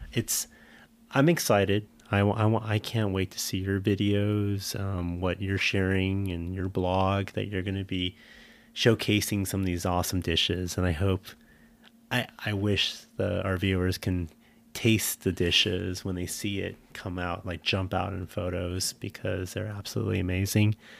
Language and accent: English; San Jose, California, United States; moved away; I grew up in a city, I grew up in San Jose